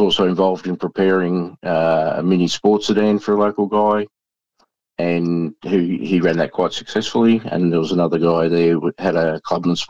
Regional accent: Hamilton, Victoria, Australia; I grew up in Hamilton

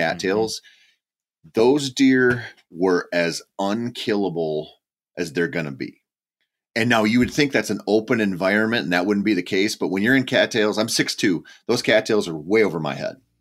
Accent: Minnesota, United States; Minnesota is my home state

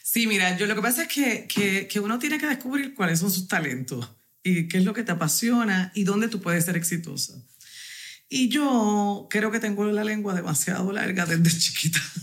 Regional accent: Corozal, Puerto Rico; soy de Corozal, del barrio negro de Corozal

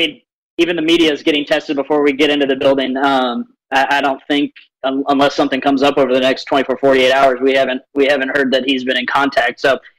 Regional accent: Jacksonville, Florida, United States; now in Tampa, United States; I'm from Jacksonville

